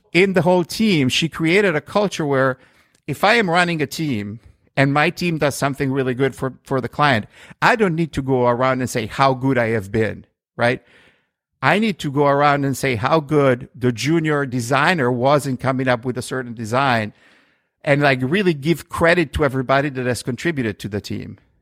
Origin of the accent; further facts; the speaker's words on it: Milan, Lombardy, Italy; moved away as an adult; also born or lived in New York, United States; now in United States; I grew up in Milan, uh, which is in the northern part of Italy